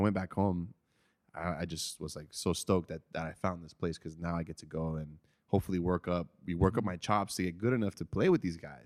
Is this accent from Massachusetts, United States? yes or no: no; Chula Vista, California, United States; I grew up in Benita, but I spent a lot of time in West Chula 'cause that's where I went to, like, elementary school